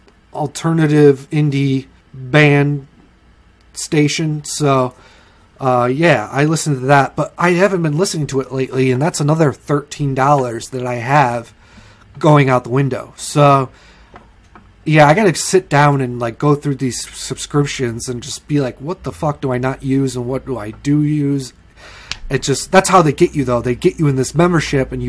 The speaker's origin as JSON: {"language": "English", "country": "United States", "said": "I'm an American"}